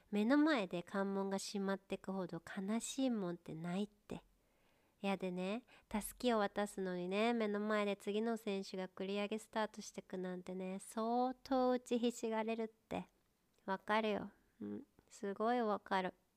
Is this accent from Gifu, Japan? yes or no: yes; home town of the Ibigawa Marathon, Gifu, Japan; 初めて地元のマラソン大会出たんよねでうちの地元のマラソン大会ってエビガンマラソンっていうんやけど